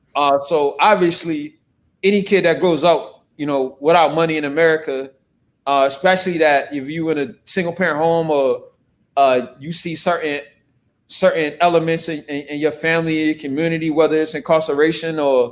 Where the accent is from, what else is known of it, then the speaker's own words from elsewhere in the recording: Newark, New Jersey, United States; also born or lived in Charlottesville, Virginia / Brunswick, Georgia; I'm a Jersey guy, and we're in Newark, and I grew up pretty much around this community. However, I was born in Charlottesville, Virginia, the home of Thomas Jefferson, and in Albemarle County, University of Virginia.